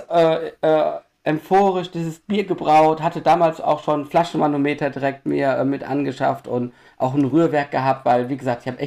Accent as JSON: {"language": "German", "town": "Düsseldorf", "region": "North Rhine-Westphalia", "country": "Germany", "said": "Ähm, ich bin 46 Jahre alt, ich komme aus Düsseldorf."}